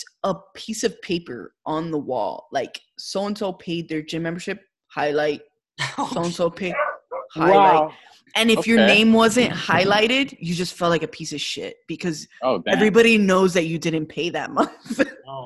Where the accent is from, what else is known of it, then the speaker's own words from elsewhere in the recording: Kendall, Florida, United States; I grew up there. I grew up by, like across the street from Country Walk